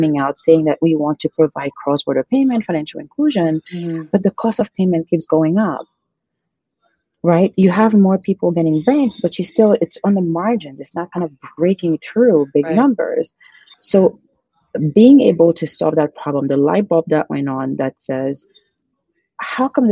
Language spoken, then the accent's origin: English; Haiti; moved away as an adult; now in United States; I'm originally from Haiti. Mm. I was born and raised there.